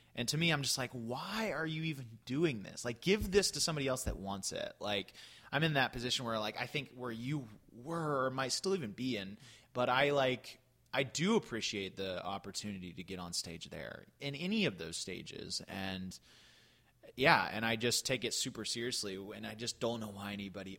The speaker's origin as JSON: {"language": "English", "region": "Florida", "country": "United States", "tie": "born or raised there", "said": "There was a theater in in uh, my hometown that I jumped into around age 13."}